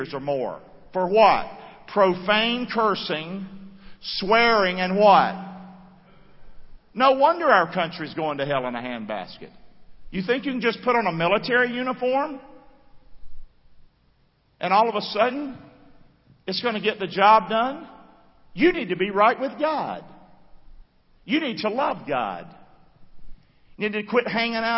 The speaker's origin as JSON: {"language": "English", "country": "United States", "said": "as an American."}